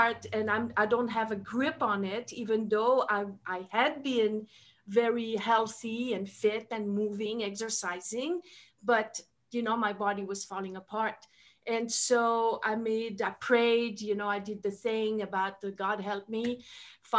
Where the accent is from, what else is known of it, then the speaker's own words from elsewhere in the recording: Switzerland; first language French; English is a second language; moved away; I'm originally from Switzerland, so that's my, French is my first language.